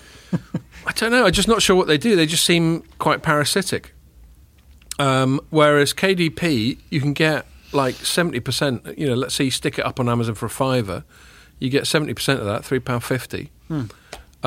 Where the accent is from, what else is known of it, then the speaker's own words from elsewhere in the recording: England, United Kingdom; as English people